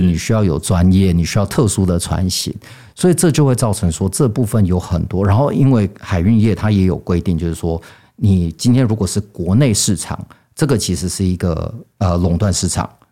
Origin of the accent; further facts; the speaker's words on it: California, United States; moved away; 我小时候是在美国加州